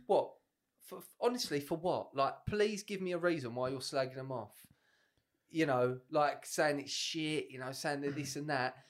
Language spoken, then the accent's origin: English; England, United Kingdom; Because we're English